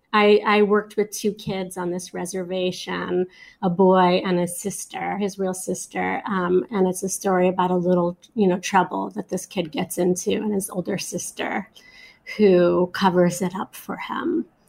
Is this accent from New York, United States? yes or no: yes; New York City, New York, United States; I grew up in Flatbush, which is sort of in the middle of Brooklyn